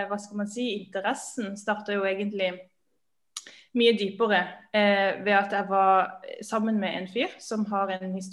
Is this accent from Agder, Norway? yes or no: yes; Agder, Norway; Jeg er sørlending, ja.